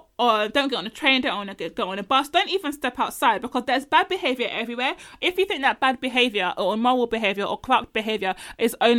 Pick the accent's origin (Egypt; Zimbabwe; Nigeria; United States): Nigeria; I'm Nigerian.